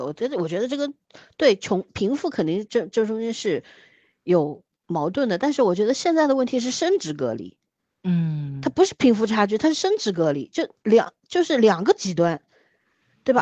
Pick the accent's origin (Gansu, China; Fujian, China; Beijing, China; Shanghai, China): Shanghai, China; 我作为一个上海人